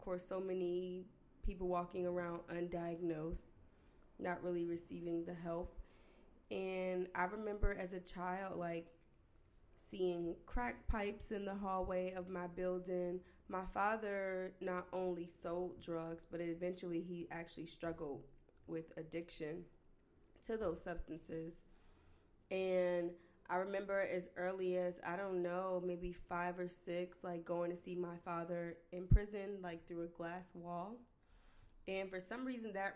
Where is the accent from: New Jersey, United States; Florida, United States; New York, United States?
New Jersey, United States; I'm the oldest of 7 children. I'm from New Jersey